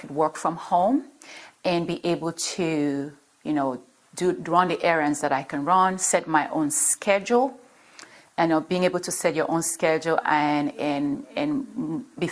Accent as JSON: {"language": "English", "country": "Cameroon", "moved": "yes", "lives_now": "United States", "said": "I'm originally from Cameroon, from West Africa, Cameroon. But I've been in the States for a number of years"}